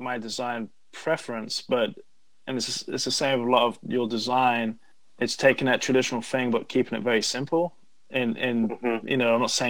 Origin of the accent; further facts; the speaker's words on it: London, United Kingdom; I'm from London.